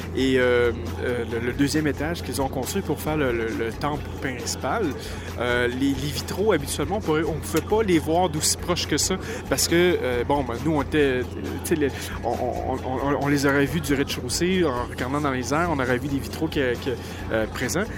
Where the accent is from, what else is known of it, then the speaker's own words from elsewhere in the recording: Quebec, Canada; on est des Québécois, des cousins français